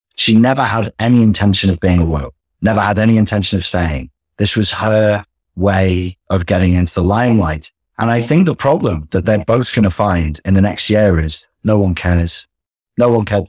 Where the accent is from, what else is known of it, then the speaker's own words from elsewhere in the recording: England, United Kingdom; we're English